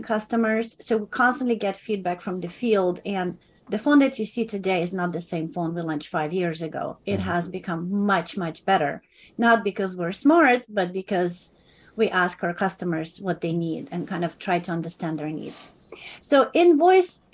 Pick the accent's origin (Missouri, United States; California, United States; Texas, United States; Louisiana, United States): California, United States; as Californian